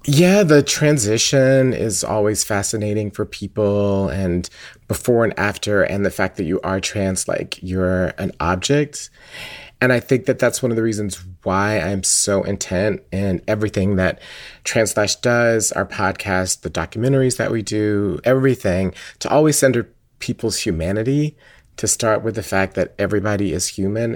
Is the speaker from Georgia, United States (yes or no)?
yes; Atlanta, Georgia, United States; I grew up in Atlanta my entire life